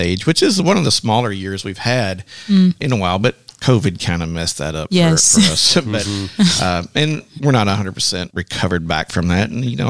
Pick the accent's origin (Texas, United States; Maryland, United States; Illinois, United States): Texas, United States; I'm from Texas